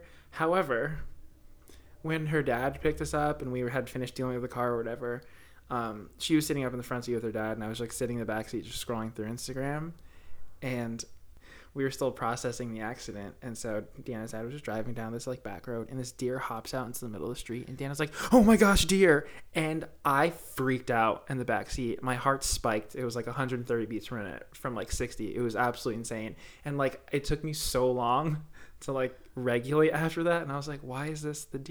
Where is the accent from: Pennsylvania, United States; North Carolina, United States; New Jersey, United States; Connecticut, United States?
New Jersey, United States; I'm from North Jersey, so Brooklyn Aquarium's like 45 minutes away